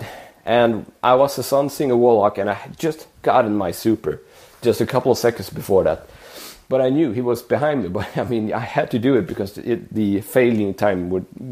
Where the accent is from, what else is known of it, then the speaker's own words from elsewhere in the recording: Sweden; my hometown in the countryside